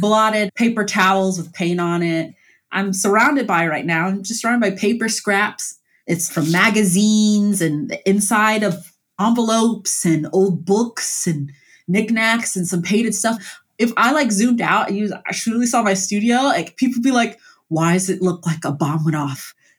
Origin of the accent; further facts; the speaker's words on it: Columbus, Ohio, United States; I grew up in Columbus, Ohio, in like uh, the Mount Vernon Long Street area